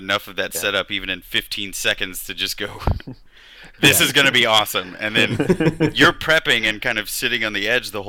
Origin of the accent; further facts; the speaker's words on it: Kansas, United States; I grew up in Kansas in the Midwest in a tiny town